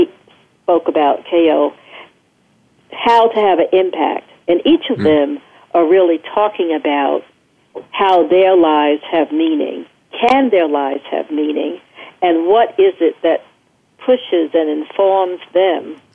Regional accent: New York City, New York, United States; moved away; also born or lived in Culver City; I grew up in Brooklyn, New York, and I grew up surrounded by many Jewish people.

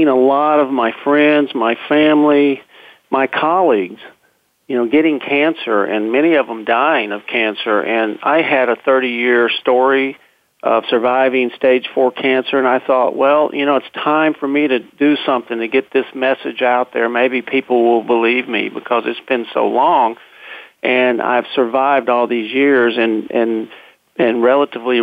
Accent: Texas, United States; moved away; I'm a Texan, a fifth-generation Texan, and I was living in Texas back then

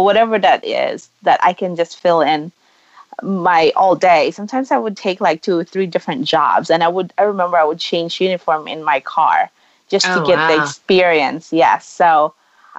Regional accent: Philippines; moved away as an adult; now in United States; I grew up in the Philippines.

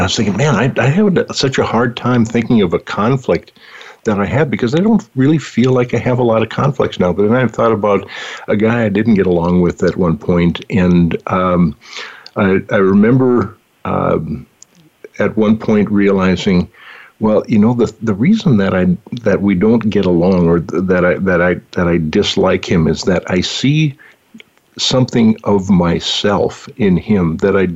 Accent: North Dakota, United States; moved away; coming from North Dakota, where I grew up

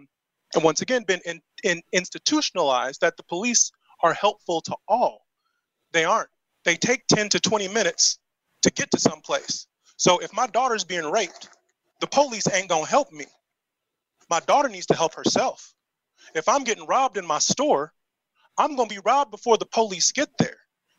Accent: Indianapolis, Indiana, United States; You know, so where I grew up in Indianapolis, Brightwood, 46218, across the street from me was the crack house.

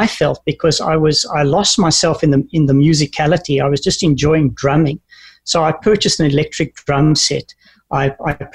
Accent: South Africa; moved away; also born or lived in New Zealand / Canada; growing up in South Africa

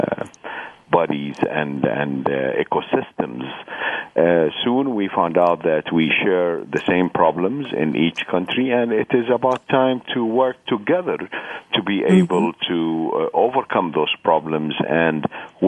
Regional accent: Jordan; from Jordan. I'm the president of the organization and the Jordanian director.

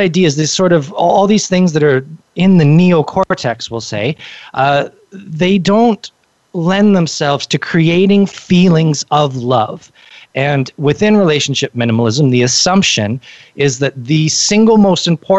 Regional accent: Canada; I'm from Canada

